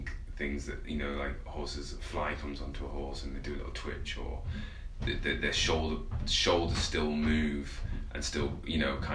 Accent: Penistone, Yorkshire and the Humber, United Kingdom; also born or lived in Sheffield; I was born in Sheffield and then I moved out to a place called Penistone, which is like basically in the middle of nowhere near in a Barnsley district in the countryside

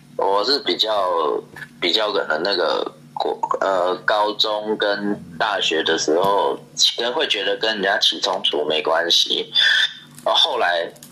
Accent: Taiwan; 我们台湾 很怪，比较不会同情自己人。

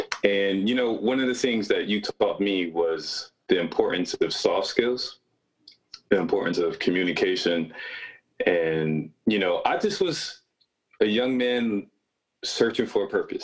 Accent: Rochester, New York, United States; He's from my hometown, Rochester, New York

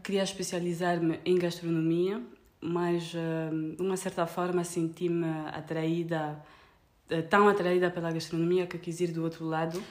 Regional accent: Paris, Île-de-France, France; Portuguese is a second language; also born or lived in Luanda, Angola; now in Portugal; sou francesa e angolana, cresci entre Paris e Luanda

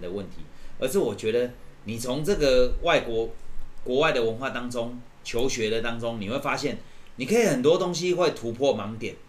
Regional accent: Taiwan; 我们这个台湾的文化就是比较喜欢，哎，好像损别人

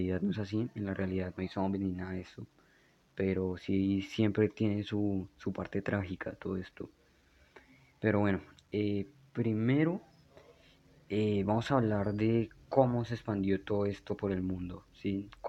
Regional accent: Bogotá, Colombia; moved away; Tal vez no noten mi acento porque no vivo en Bogotá desde hace como 5 o 6 años, pero soy de Bogotá, así en Bogotá, entonces soy, soy rolo, soy cachaco.

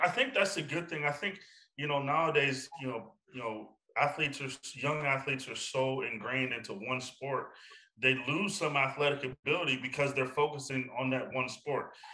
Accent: Johnstown, Pennsylvania, United States; moved away as an adult; my hometown

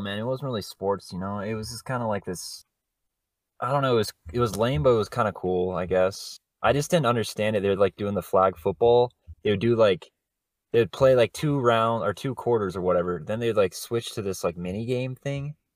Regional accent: Colorado, United States; we're all from Colorado

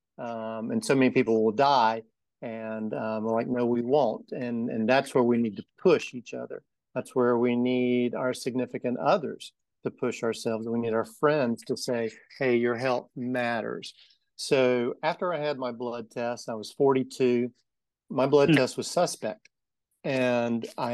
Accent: Macon, Georgia, United States; So I grew up in Macon. I grew up in Bloomfield. I went to Southwest High School. Never left Macon.

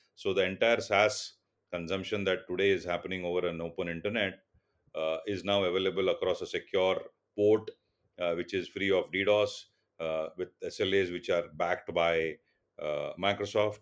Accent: Mumbai, Maharashtra, India; first language Tulu; English is a second language; born and brought up in Mumbai

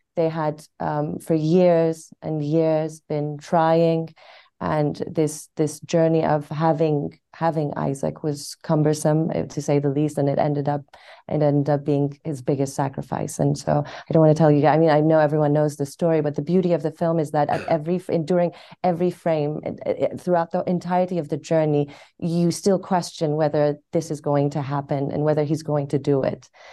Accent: Tehran, Tehran Province, Iran; also born or lived in London / Cambridge; now in Los Angeles, United States; I was born in Tehran. I moved to London for about fifteen years, and then I came to Cambridge to study, and I'm in L A now

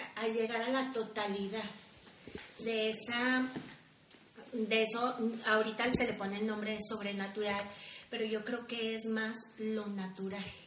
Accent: Mexico; como mexicanos

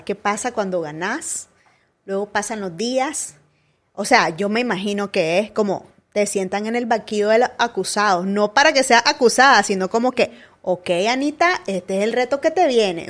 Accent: Chichigalpa, Chinandega, Nicaragua; now in Managua, Nicaragua; yo me vine de Chinandega para acá, porque yo soy de Chichigalpa

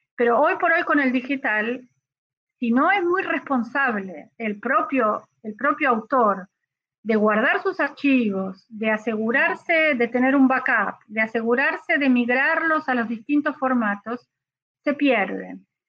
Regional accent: Argentina

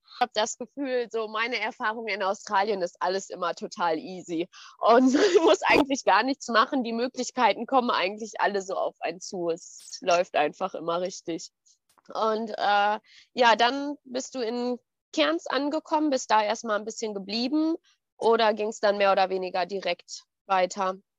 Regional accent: Ruhr area, near Dortmund, North Rhine-Westphalia, Germany; ich komme auch aus dem Pott. Also ich bin so zwischen äh, Pott und Sauerland. Nichts Halbes und nichts Ganzes, ja. Ähm, Nähe von Dortmund.

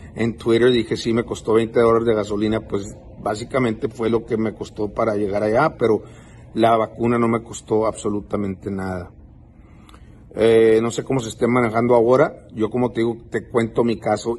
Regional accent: Texas, United States; yo vivo en Estados Unidos, nacido en Estados Unidos

